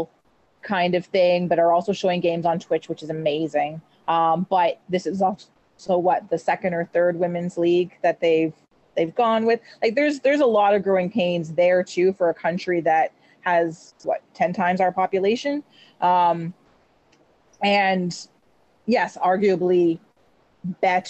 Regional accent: Canada

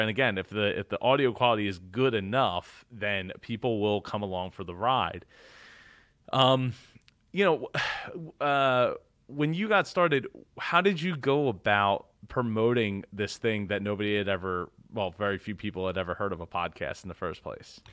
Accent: New Jersey, United States; growing up in Jersey

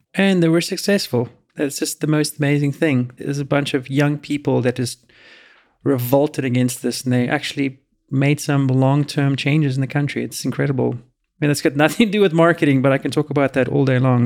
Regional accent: United States; as an American

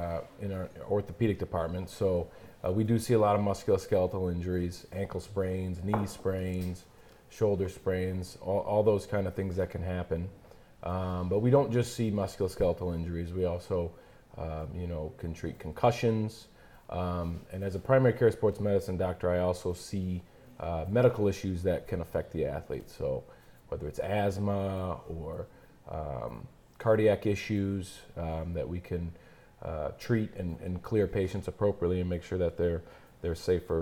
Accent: Frankenmuth, Michigan, United States; I grew up in Frankmuth

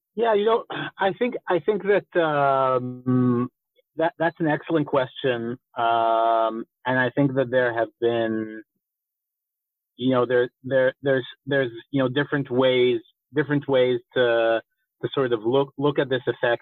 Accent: Rehovot, Central District, Israel; born or raised there; accent: slight American accent

